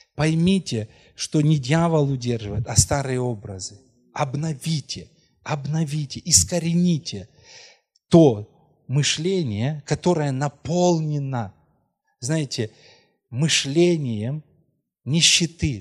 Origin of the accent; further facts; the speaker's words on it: Krasnohorivka, Donetsk Oblast, Ukraine; moved away; о Красногоровке, вы знаете, ну это мой родной город, где мы родились